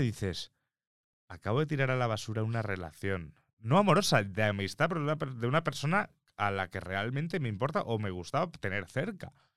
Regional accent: Mallorca, Balearic Islands, Spain; yo como mallorquín, eh, Mallorca, eh, Todos los años íbamos a la playa con el colegio mínimo una vez al año

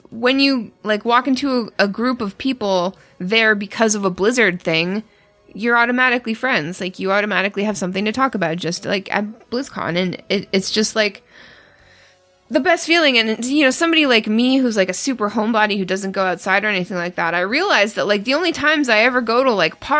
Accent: Canada; I, as a Canadian, I felt rude

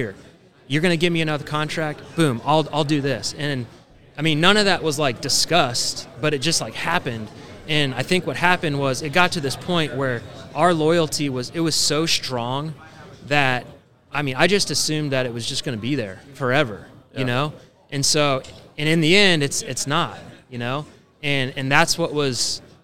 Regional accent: Kansas City, United States; I'm a hometown kid and I got to play 12 years for my hometown team

